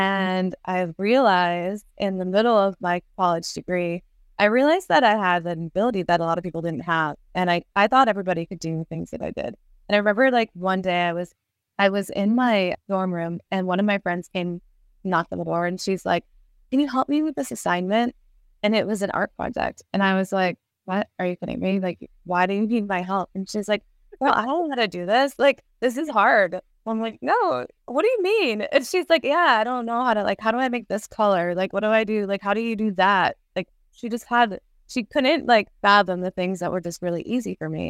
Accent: Worcester, Massachusetts, United States; now in Bakersfield, United States; I grew up in Massachusetts, Worcester, Massachusetts

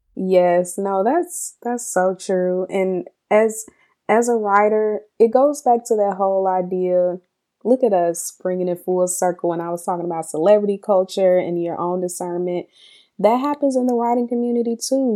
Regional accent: Mississippi, United States; growing up in Mississippi

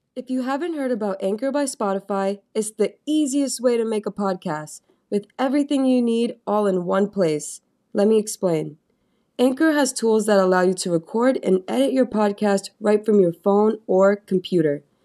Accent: New York, United States; I'm from New York

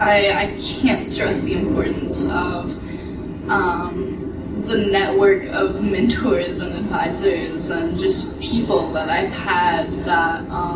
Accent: rural southeastern Kentucky, United States; So, I grew up in Kentucky, rural southeastern Kentucky. I grew up in an abusive household with just my father

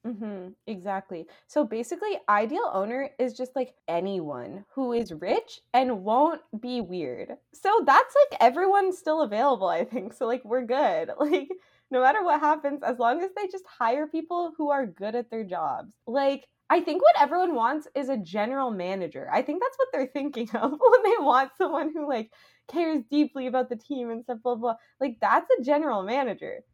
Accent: Canada

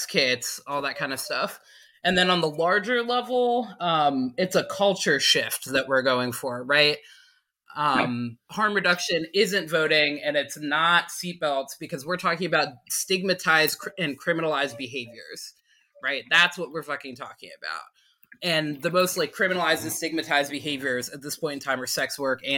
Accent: South Mountain, Pennsylvania, United States; I am from South Mountain, Pennsylvania. It is a mountain of 286 people

